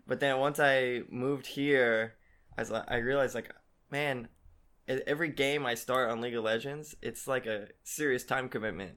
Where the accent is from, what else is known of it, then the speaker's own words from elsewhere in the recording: Texas, United States; moved away as an adult; also born or lived in Korea; now in South Korea; I'm from Texas, a little small town near Dallas, or I guess near Fort Worth, called Alito